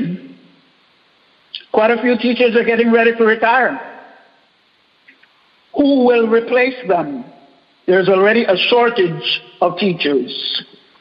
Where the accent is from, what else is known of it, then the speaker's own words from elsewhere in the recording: Panama; moved away as an adult; now in Dallas, United States; I'm Panamanian. I grew up in Panama